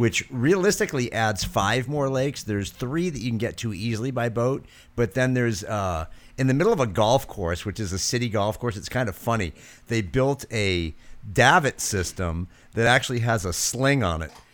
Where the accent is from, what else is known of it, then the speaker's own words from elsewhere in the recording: Londonderry, New Hampshire, United States; I grew up in Londonderry